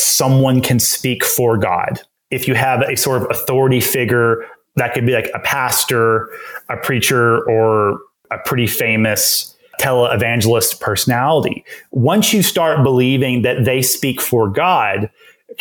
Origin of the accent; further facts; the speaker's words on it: East Texas, United States; I grew up in East Texas, grew up in a Southern Baptist church